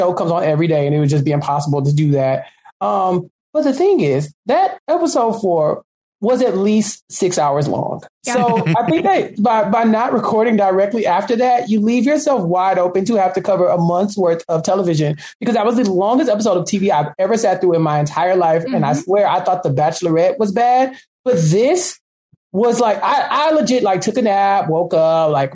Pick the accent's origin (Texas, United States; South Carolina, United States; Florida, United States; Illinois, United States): Texas, United States; I'm from Texas. Like every third person here speaks Spanish